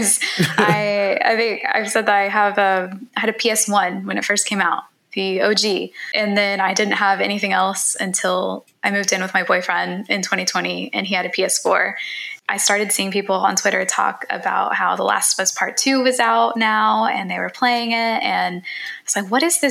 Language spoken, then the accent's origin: English; Texas, United States; I am from Texas myself